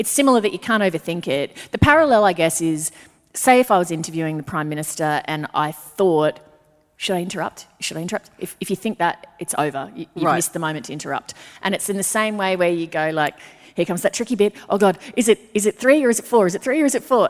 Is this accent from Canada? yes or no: no; Brisbane, Queensland, Australia; born or raised there